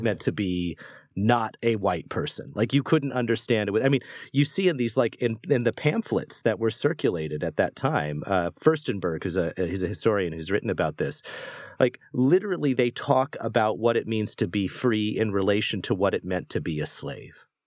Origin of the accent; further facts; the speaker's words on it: United States; I am an American, we live in America